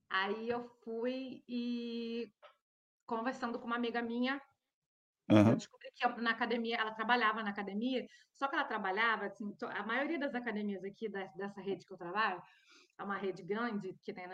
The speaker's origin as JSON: {"language": "Portuguese", "country": "Brazil", "moved": "as an adult", "lives_now": "Norway", "said": "eu sou do Brasil"}